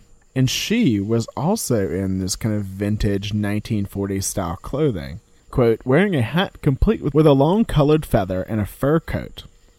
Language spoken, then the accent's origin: English; Louisiana, United States; this is one that happens near my hometown in Louisiana.